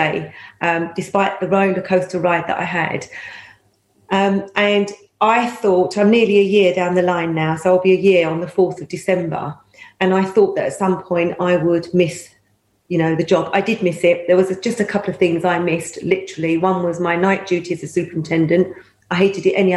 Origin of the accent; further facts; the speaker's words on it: London, United Kingdom; also born or lived in Pakistan; I was 18 months of age when my father put myself and my six then brothers and sisters, we've got a football team now, into a van with a mattress on the base of the van and drove across six continents and arrived in the East End of London.